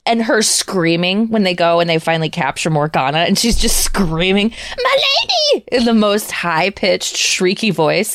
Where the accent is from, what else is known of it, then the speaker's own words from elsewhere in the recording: Minnesota, United States; growing up in Minnesota, We have ten thousand fucking lakes